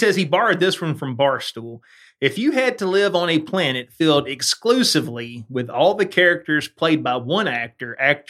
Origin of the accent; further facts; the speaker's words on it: Alberta, Canada; Yeah, but you got to remember, I come from Alberta.